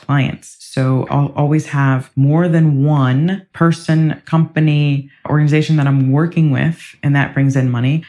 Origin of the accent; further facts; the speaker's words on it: Ohio, United States; also born or lived in Ireland; now in England; I grew up in Ohio in the US